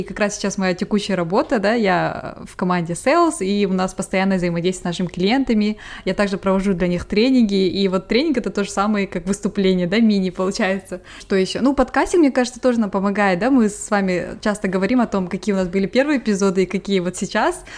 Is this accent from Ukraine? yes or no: no; Almaty, Kazakhstan; now in England, United Kingdom; я сама вот родом из Алматы